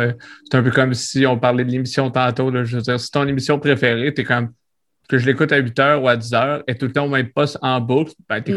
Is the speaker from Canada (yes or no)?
yes; Quebec City, Quebec, Canada; je suis de Québec